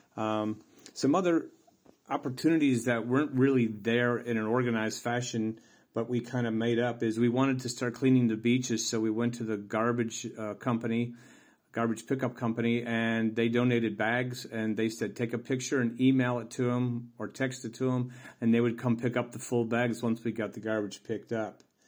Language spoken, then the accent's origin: English; United States; moved away as an adult; also born or lived in Tisno, Croatia; now in Croatia; I'm an American who immigrated to the small village of Teesnoe in the beautiful country of Croatia.